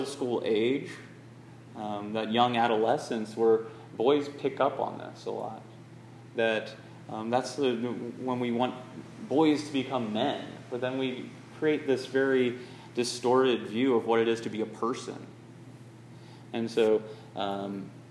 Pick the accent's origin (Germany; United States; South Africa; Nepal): United States; Northwest Florida; being from Florida, Northwest Florida, Lower Alabama